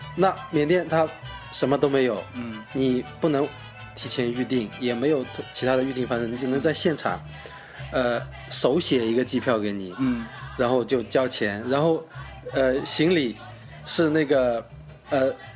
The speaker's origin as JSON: {"language": "Chinese", "region": "Zhejiang", "country": "China", "moved": "as an adult", "lives_now": "Nanning, China", "said": "我是一个浙江人，嗯。然后呢，现在在南宁工作"}